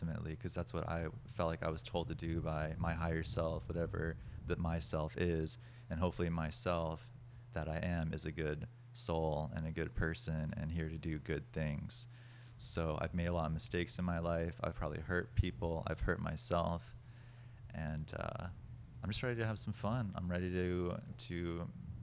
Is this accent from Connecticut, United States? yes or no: yes; Connecticut, United States; I grew up in Connecticut.